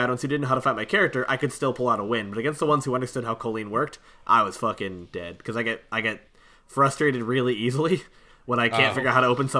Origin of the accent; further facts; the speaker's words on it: United States; Yeah, I'm American. I can't figure it out myself.